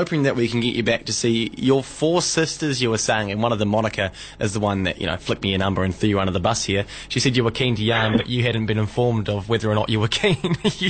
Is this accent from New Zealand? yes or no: yes; New Zealand; even though I'm not even a Southlander myself. So there we go. I'm just a Kiwi